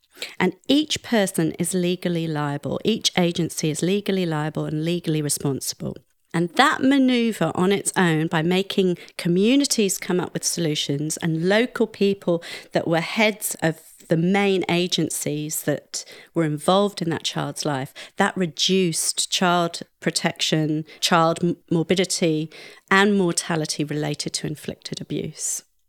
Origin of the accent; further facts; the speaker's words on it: United Kingdom; accent: posh plummy; Now, I'm not really one for championing the UK, despite my posh plummy accent